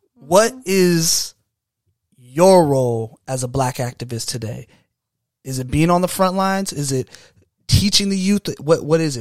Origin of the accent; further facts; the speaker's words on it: United States; we're from America